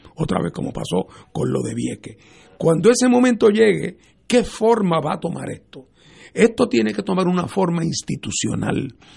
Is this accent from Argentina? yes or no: no; Puerto Rico; para todos nosotros en Puerto Rico